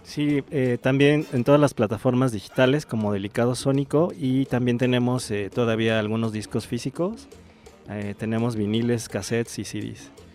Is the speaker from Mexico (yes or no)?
yes; Iztacalco, Mexico City, Mexico; Yo soy de Iztacalco